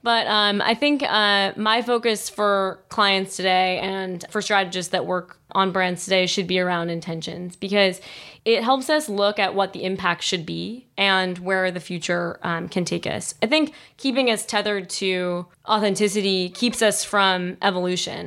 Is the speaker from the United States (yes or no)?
yes; Wilmington, Delaware, United States; moved away as an adult; also born or lived in New York City; now in Boulder, United States; I grew up in Wilmington, Delaware